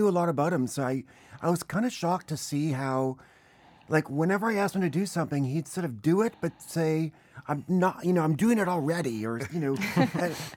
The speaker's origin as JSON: {"language": "English", "country": "Canada", "tie": "born or raised there", "moved": "yes", "said": "growing up in Canada"}